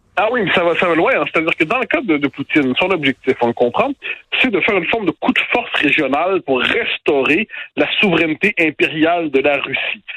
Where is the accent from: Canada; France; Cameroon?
Canada; Quebec